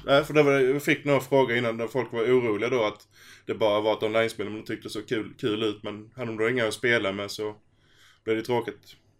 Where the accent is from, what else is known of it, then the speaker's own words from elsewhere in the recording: Skåne, Sweden; det är tre stycken skåningar i ett avsnitt